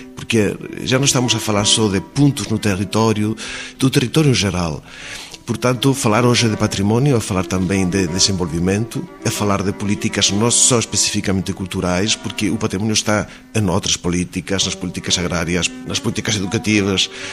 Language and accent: Portuguese; Spain; first language Spanish; Portuguese is a second language; Os espanhóis temos uma língua foneticamente muito simples.